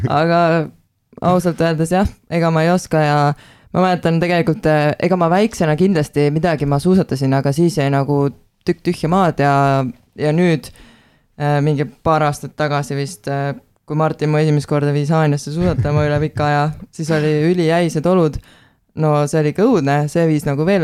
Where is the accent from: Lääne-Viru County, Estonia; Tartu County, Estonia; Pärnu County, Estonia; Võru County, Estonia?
Tartu County, Estonia; Tartu